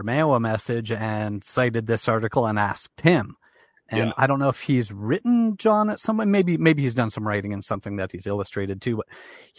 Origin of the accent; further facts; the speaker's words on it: Canada; I'm Canadian